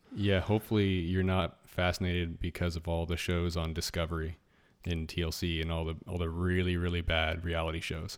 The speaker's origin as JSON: {"language": "English", "town": "Anchorage", "region": "Alaska", "country": "United States", "tie": "born or raised there", "moved": "yes", "said": "I grew up in Anchorage, Alaska"}